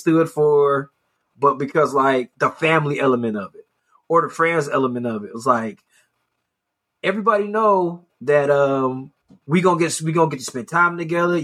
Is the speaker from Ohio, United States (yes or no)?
yes; Cleveland, Ohio, United States; I grew up in Ohio, and I mean, I had to do my own research on Juneteenth. That shit was not taught in school. Cleveland Public School didn't let me know what Juneteenth was